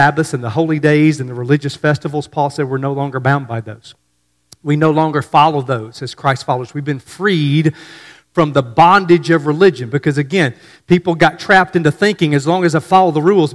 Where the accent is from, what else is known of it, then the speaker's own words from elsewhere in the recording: North Mississippi, United States; I grew up in North Mississippi